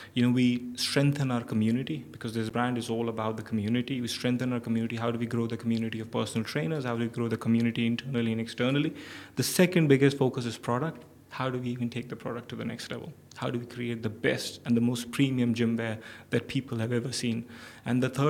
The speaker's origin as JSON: {"language": "English", "country": "Pakistan", "moved": "as an adult", "lives_now": "Dubai, United Arab Emirates", "said": "I come from Pakistan."}